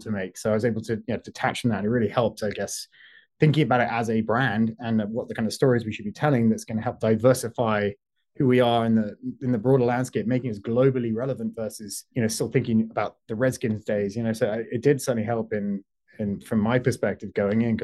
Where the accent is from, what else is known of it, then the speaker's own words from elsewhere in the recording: London, United Kingdom; accent: British; moved away as an adult; also born or lived in Washington, D.C.; now in Los Angeles, United States; when I was growing up in London